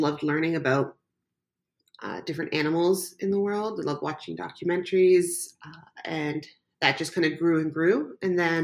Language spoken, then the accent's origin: English; Canada; also born or lived in Croatia; Growing up, I moved to Canada when I was a baby. I was born in Croatia, and almost every summer, my parents would ship my sister and I back to Croatia